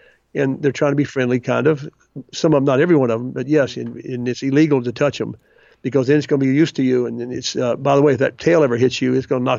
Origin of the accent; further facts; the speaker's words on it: Tennessee, United States; moved away as an adult; I was from Tennessee. I never could get to Kentucky, for God's sake. I didn't have to leave Tennessee until I was in college.